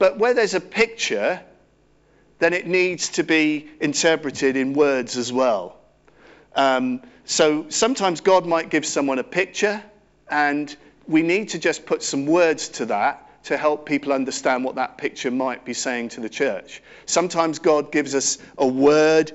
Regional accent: Cirencester, South West England, United Kingdom; I grew up in Cirencester Baptist Church

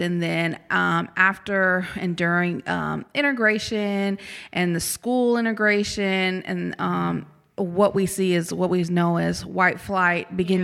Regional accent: Topeka, Kansas, United States; moved away as an adult; now in Jackson, United States; I'm originally from Topeka, Kansas, born and raised

